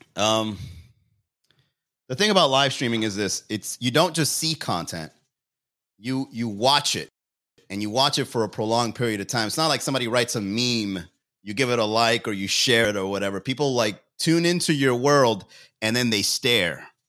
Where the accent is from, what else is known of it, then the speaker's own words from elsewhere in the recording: Miami, Florida, United States; I'm a comedian from Miami